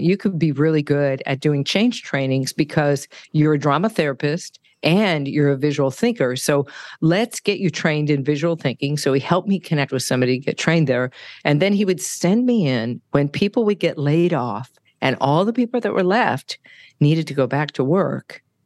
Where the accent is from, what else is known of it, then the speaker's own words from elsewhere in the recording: California, United States; moved away; also born or lived in San Francisco / Denver; I'm from California, so, uh, lots of avocados. I had an avocado tree in the backyard